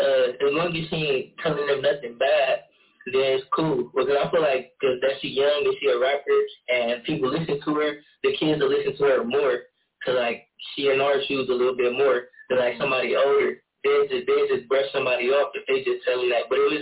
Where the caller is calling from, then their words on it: Cleveland, Ohio, United States; Yeah, I'm from Cleveland, Ohio.